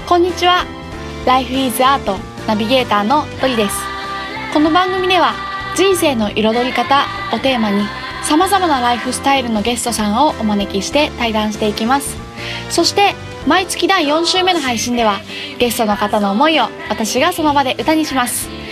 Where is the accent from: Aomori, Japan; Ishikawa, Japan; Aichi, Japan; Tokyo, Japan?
Aichi, Japan; Chita Peninsula; 私の地元がですね愛知県知多半島というところ